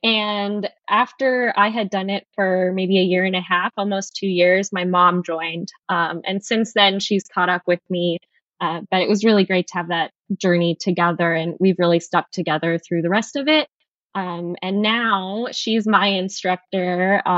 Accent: Taos, New Mexico, United States; now in India; I'm originally from Taos, New Mexico, which is northern New Mexico. Really beautiful place, but not a lot to do.

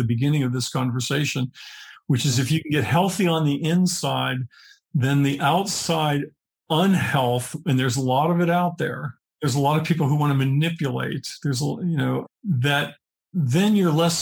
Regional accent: Pennsylvania, United States; I grew up in Pennsylvania

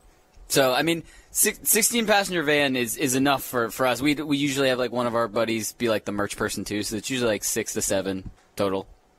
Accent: Manassas, Virginia, United States; moved away as an adult; also born or lived in New Jersey; where I actually grew up, like Northern Virginia, D.C.

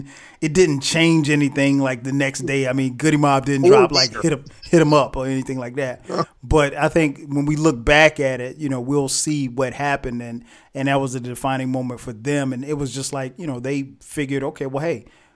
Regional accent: the South, United States; I'm from the South.

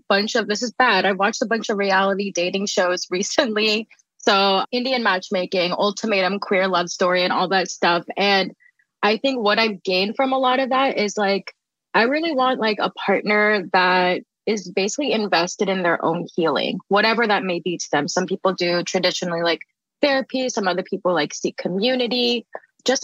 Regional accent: Philippines; I'm Filipino and I lost my Lola about 2 years ago.

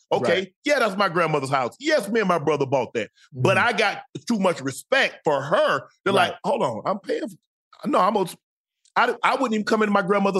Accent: the South, United States; you know how it is in the South. I don't look at it. I can't speak for everybody else, but I know where I'm from, that's the utmost respect.

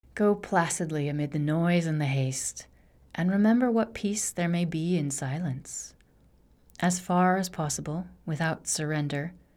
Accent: Rocky Mountains in Wyoming, United States; moved away as an adult; now in Barcelona, Spain; I grew up in the Rocky Mountains in Wyoming

